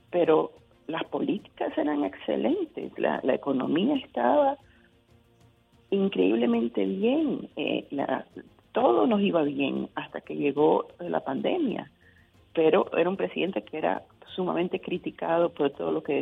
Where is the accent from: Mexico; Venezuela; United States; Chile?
United States; yo puedo ser republicana, conservadora, pero por arriba de todo soy americana